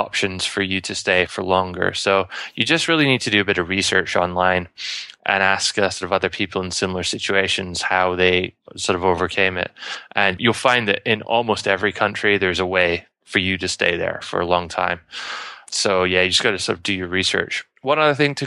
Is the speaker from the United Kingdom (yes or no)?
yes; United Kingdom; moved away; I'm British